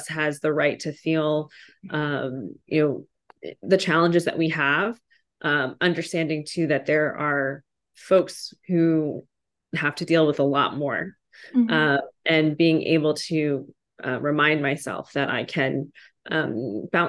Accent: Prince George's County, Maryland, United States; also born or lived in Vietnam; grew up in Prince George's County, Maryland, which is just a suburb outside of Washington, D.C.

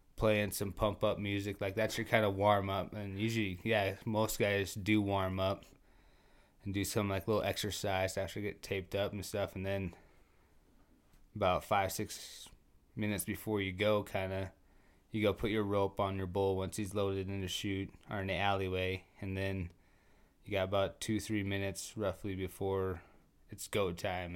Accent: Trenton, North Dakota, United States; moved away as an adult; also born or lived in Williston, North Dakota; I actually grew up in Trenton. I was born in Williston.

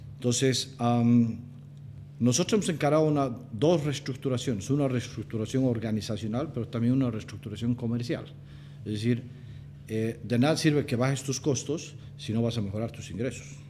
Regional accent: Cochabamba, Bolivia; moved away as an adult; also born or lived in Mexico; Soy un cochabambino, eh, estoy casado, tengo tres hijos, hijo de una punateña y de un, de un libanés

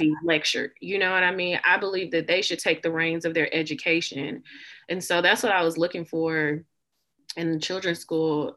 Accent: the South, United States; I say y'all a lot in real life. I'm from the South

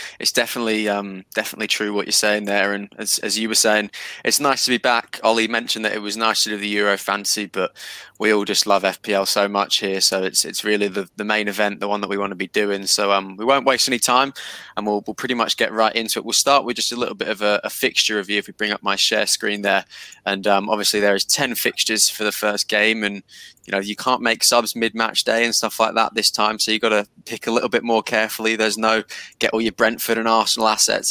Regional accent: Australia; We're all Australian

